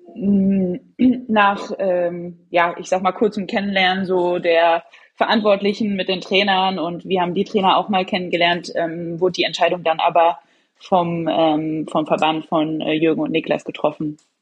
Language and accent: German; Leverkusen, North Rhine-Westphalia, Germany; now in Hamburg, Germany; ich bin gerade tatsächlich in Nordrhein-Westfalen, in Leverkusen